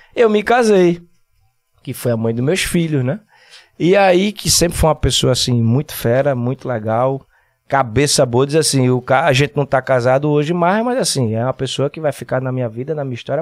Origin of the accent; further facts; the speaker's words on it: Recife, Pernambuco, Brazil; Casa Amarela, aqui mesmo, pé do Morro da Conceição